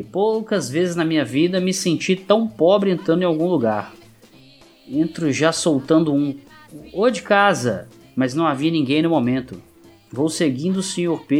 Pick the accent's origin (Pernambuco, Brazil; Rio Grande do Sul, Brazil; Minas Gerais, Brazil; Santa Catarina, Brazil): Rio Grande do Sul, Brazil; Porto Alegre; Não irei revelar meu nome por uma questão de segurança. Sou de Porto Alegre e tenho 27 anos.